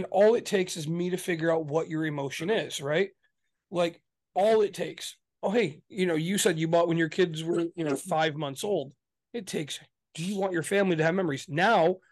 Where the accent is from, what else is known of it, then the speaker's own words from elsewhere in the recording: Michigan, United States; we're from Michigan